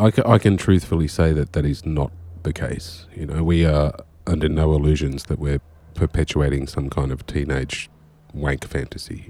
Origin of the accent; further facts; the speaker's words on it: Australia; also born or lived in Maine, United States; I'm Australian